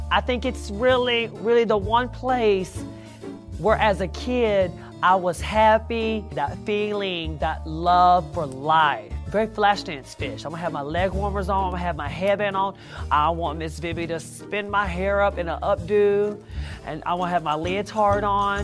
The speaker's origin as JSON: {"language": "English", "town": "Mesquite", "region": "Texas", "country": "United States", "said": "I'm from Texas"}